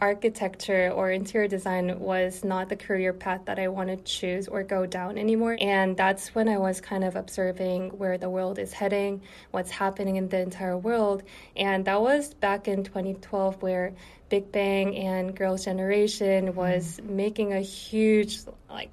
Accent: South Korea; also born or lived in Syracuse, New York, United States; Yeah, so I was actually born and raised in South Korea.

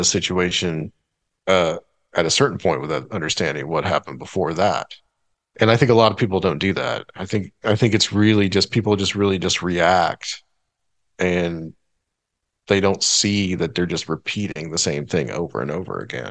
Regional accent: Chattanooga, Tennessee, United States; I grew up around Civil War monuments, okay? Because you have the battles that were in Chattanooga.

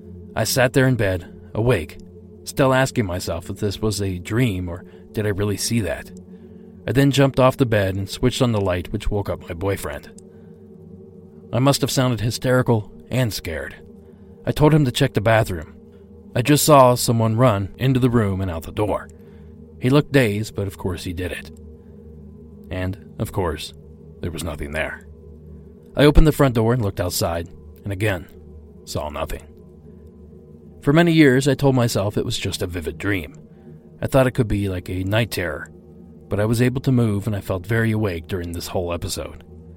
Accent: New Mexico, United States; also born or lived in Utah / Arizona; I am originally from Arizona and New Mexico. I am Navajo Native American. This event happened in September of 1993. I grew up in Utah and Arizona and spent my teenage years in New Mexico.

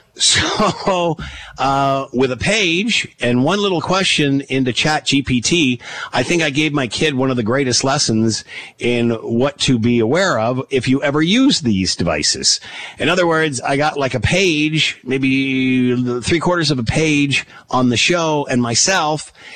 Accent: Canada

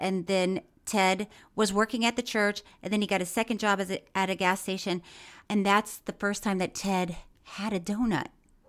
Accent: Florida, United States; I grew up in Florida

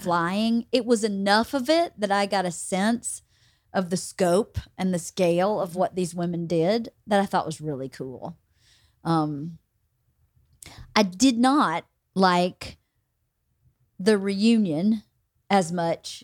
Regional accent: Bowdon, the South, United States; moved away; people that I grew up with in Bowden

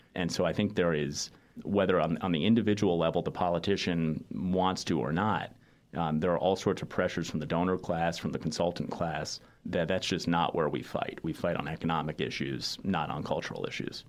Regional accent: New York City, New York, United States; I grew up in New York City

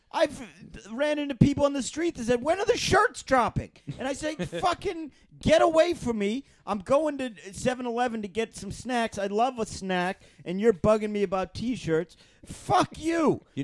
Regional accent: Michigan, United States; I'm not Italian. I'm from

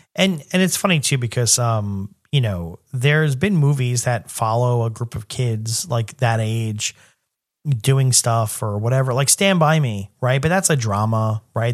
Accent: New York City, New York, United States; growing up in New York City

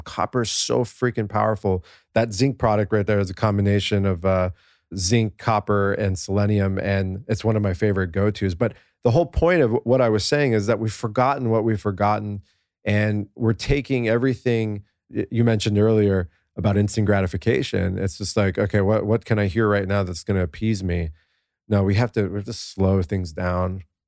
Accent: United States; I'm this American kid with these two pa-, Persian parents

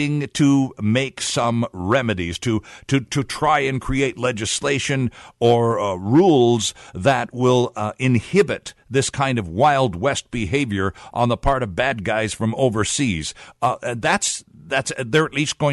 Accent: Ontario, Canada; moved away; I'm originally from Ontario

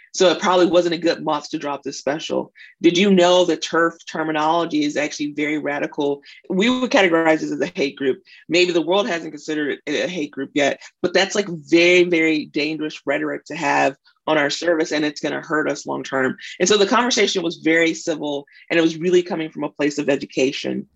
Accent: Mississippi, United States; moved away; I'm also from Mississippi. When I when I go home, I dress different, I talk different

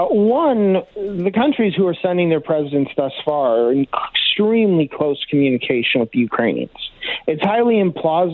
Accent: Canada; as a Canadian

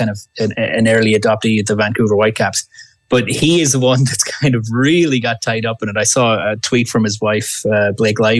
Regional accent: Ireland; now in Canada; I'm from Ireland originally.

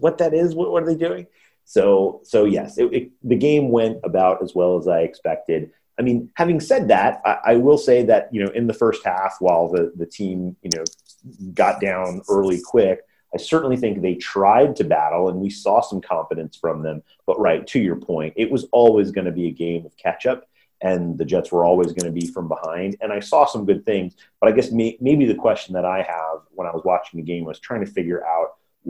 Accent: United Kingdom; American football and how that works, and we're Brit.

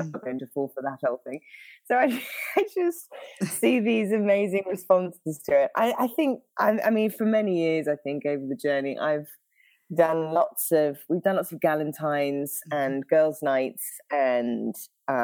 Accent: United Kingdom; now in Northern California, United States; the accent throws everyone off. So I'm British originally

